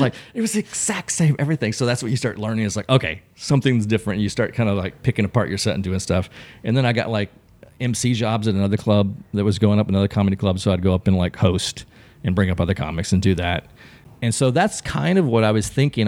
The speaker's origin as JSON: {"language": "English", "region": "Texas", "country": "United States", "tie": "born or raised there", "moved": "as an adult", "lives_now": "Los Angeles, United States", "said": "I grew up in Texas"}